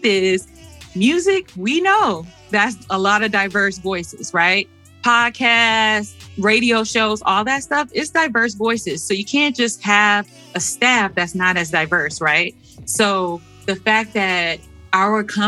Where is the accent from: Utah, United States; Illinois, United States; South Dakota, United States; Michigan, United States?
Michigan, United States; Detroit; growing up in Detroit